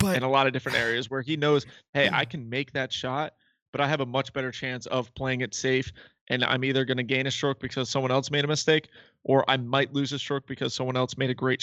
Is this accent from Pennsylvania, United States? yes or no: no; Massachusetts, United States; We're from Massachusetts. We're fast talkers.